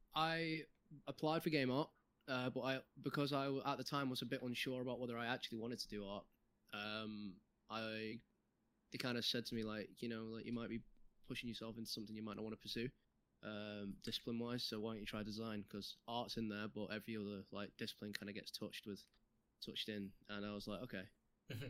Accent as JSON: {"language": "English", "town": "Manchester", "region": "North West England", "country": "United Kingdom", "said": "I'm from Manchester"}